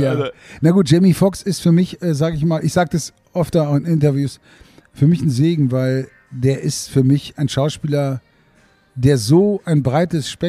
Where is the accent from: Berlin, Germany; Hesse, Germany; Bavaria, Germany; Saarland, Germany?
Berlin, Germany; ich bin ja aus Berlin und ich wurde aus Berlin nach Hamburg geholt.